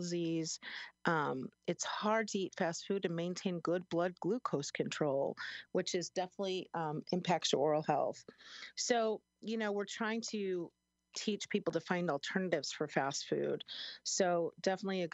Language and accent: English; Chicago, Illinois, United States; now in Springfield, United States; I'm from Chicago. I never called it soda. It was always pop. And I moved downstate 25 years ago here to Springfield